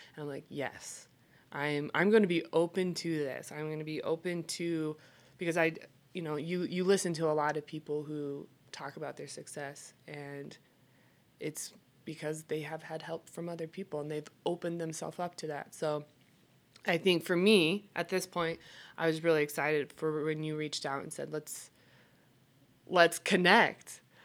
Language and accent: English; Idaho, United States; moved away as an adult; also born or lived in Alaska; now in Salt Lake City, United States; I hail from Idaho, and I will always claim Idaho as my home.